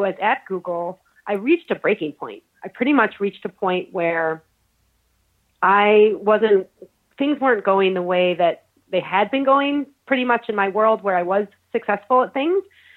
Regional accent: Syracuse, New York, United States; I was raised in the Rust Belt in Syracuse, New York

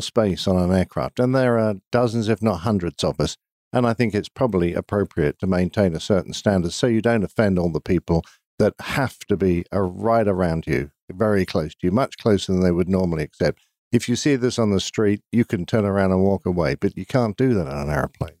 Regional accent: United Kingdom; I'm British

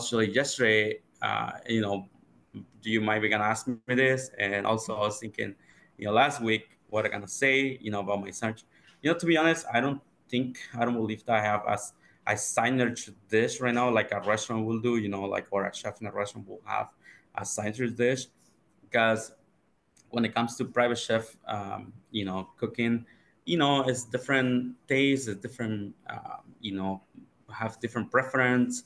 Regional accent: Oaxaca, Mexico; moved away as an adult; I grew up in Oaxaca, Mexico

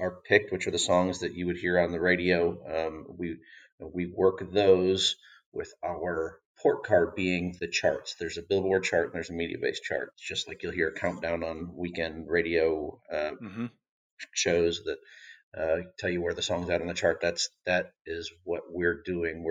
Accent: Racine, Wisconsin, United States; moved away; I'm a Wisconsin native from Racine

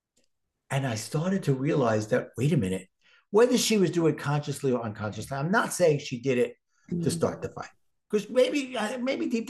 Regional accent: New York City, New York, United States; accent: Brooklyn; my Brooklyn accent

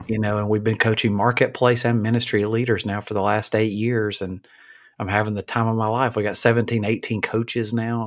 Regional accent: Alabama, United States; I grew up in Alabama

